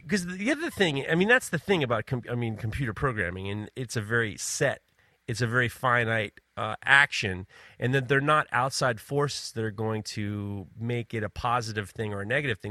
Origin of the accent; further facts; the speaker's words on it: New York, United States; I'm from New York